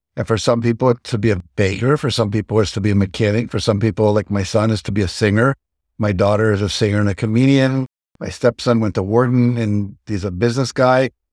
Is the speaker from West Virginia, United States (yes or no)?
yes; Wheeling, West Virginia, United States; moved away; also born or lived in Texas / Martins Ferry, Ohio; I grew up in Wheeling, West Virginia, born in Texas